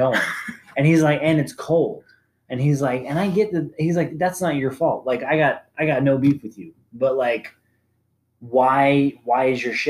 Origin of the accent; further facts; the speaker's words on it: Arizona, United States; I'm from Arizona